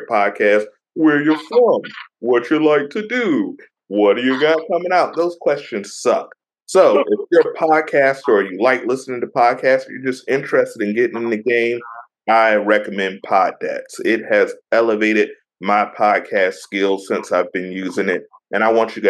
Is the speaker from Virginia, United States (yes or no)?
yes; Virginia Beach, United States; my hometown, VA